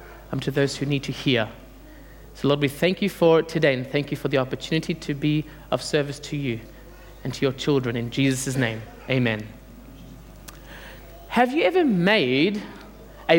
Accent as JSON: {"language": "English", "country": "Australia", "tie": "born or raised there", "second_language": "English", "said": "I came here at the age of 7. Dad and Mum thought it would be best to bring me up here. And I went to school and I couldn't speak a word of English"}